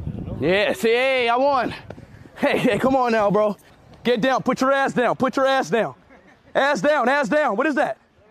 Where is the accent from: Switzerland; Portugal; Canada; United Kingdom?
Portugal; I'm from Portugal, so I have this little tick problem.